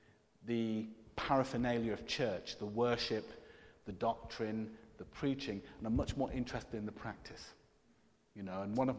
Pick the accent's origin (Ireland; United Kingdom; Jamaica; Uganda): Jamaica; I'm Jamaican, so you always have more than one job as a Jamaican. It's kind of a tradition.